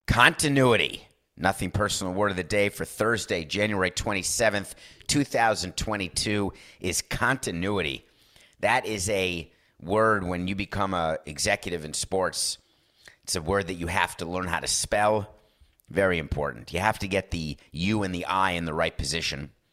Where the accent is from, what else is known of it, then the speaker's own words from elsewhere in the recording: New York, United States; As a New Yorker